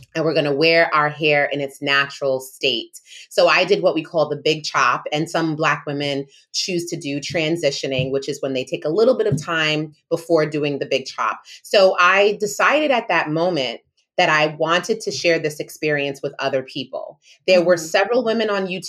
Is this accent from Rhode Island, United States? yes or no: yes; Rhode Island, United States; also born or lived in New York; I was born in New York and I was raised in Rhode Island